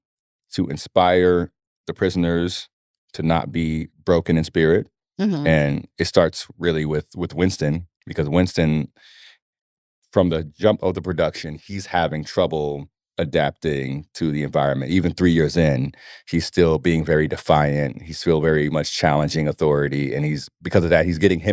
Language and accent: English; Nigeria; moved away; I'm Nigerian